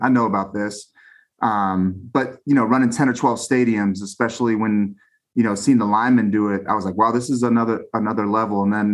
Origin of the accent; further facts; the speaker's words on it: Southern California, United States; moved away as an adult; I was from Southern California, a very interesting and diverse area